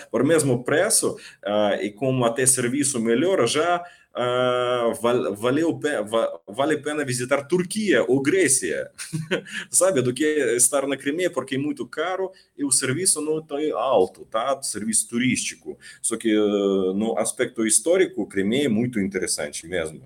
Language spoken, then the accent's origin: Portuguese; Ukraine; Portuguese is a second language; moved away as an adult; also born or lived in Russia; now in Rio de Janeiro, Brazil; sou da Ucrânia